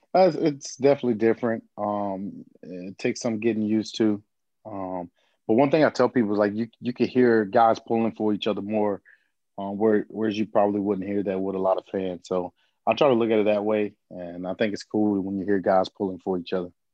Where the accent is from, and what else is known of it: Fort Myers, Florida, United States; born or raised there